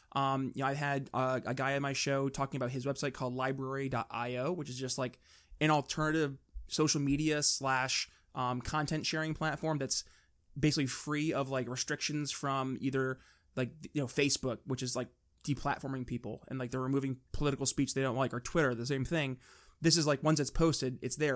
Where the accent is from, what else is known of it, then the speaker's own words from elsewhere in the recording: New York, United States; we're from New York